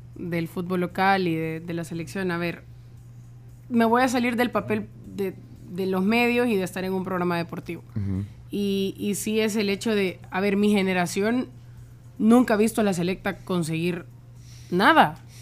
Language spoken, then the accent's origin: Spanish; El Salvador; como salvadoreños